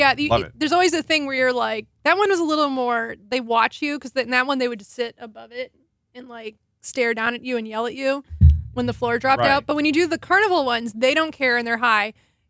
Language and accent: English; Chicago, Illinois, United States; moved away; also born or lived in Yellow Springs, Ohio; I grew up in the Chicago area